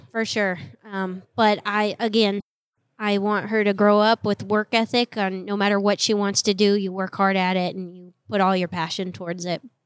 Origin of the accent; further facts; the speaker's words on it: Colorado, United States; I grew up in Colorado in the snow